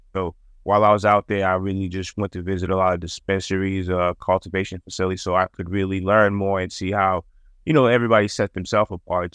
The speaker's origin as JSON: {"language": "English", "town": "Boston", "region": "Massachusetts", "country": "United States", "tie": "born or raised there", "said": "growing up in Massachusetts and Boston"}